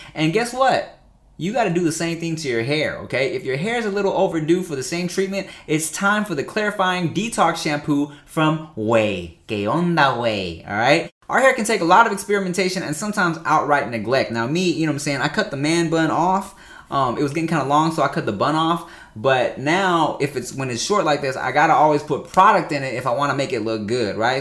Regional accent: Paramount, California, United States; also born or lived in Long Beach, California / Gardena, California; Paramount, Long Beach, uh, yeah, yeah, Long Beach Slides ten and then Paramount till, like, a few years ago, but I went to school in Gardena.

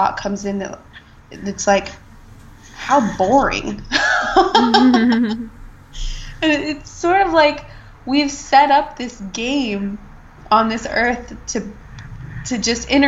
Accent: United States; as I am, like, generation upon generation of American

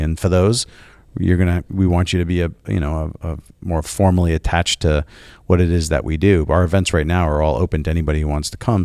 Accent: New York, United States; I'm from New York

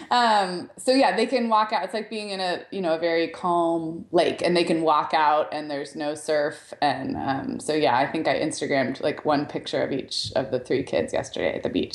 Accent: Santa Barbara, California, United States; I grew up in Santa Barbara, which is a little bit cooler than where I am now

